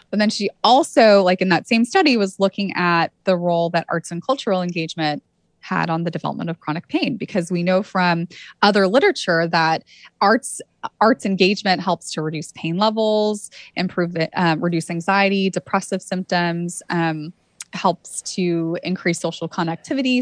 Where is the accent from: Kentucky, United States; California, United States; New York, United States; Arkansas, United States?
California, United States; Santa Cruz; I grew up in Santa Cruz, California